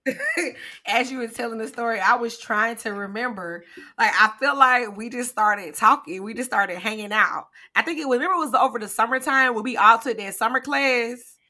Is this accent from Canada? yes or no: no; Greenwood, South Carolina, United States; also born or lived in Philadelphia, Pennsylvania; we moved from there when I was about two years old to Greenwood, South Carolina. So I usually claim Greenwood